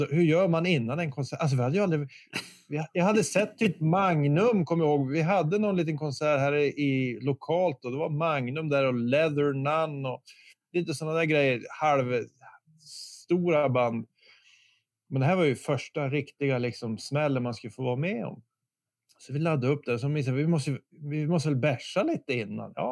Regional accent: Bosnia & Herzegovina; nu får ni tänka att jag är ju verkligen från Bosnien. Jag, jag, tror inte jag hade varit i Stockholm så många gånger.

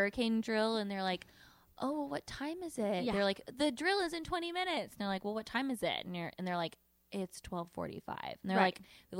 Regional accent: Texas, United States; growing up in Texas

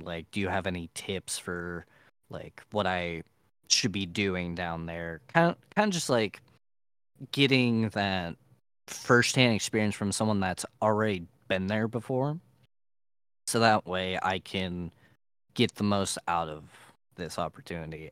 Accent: Ohio, United States; I am from Ohio

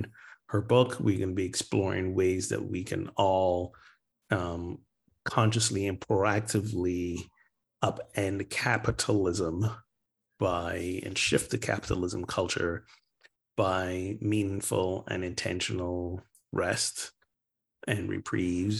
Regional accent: Barbados; moved away; my home country, Barbados

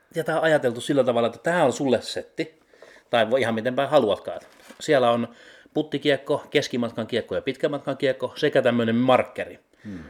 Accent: Heinola, Päijät-Häme, Finland; Heinolassa, missä mä oon kotoisin

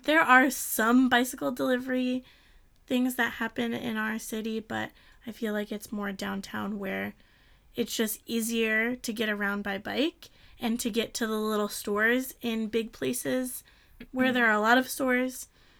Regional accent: Michigan, United States; now in Tokyo, Japan; I'm from Michigan, so I've never seen these before until I lived here.

